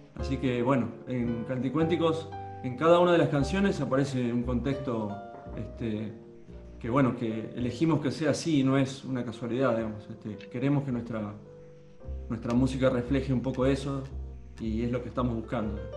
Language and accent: Spanish; Litoral, Santa Fe, Argentina; Nosotros somos del litoral, de Santa Fe, donde empieza el litoral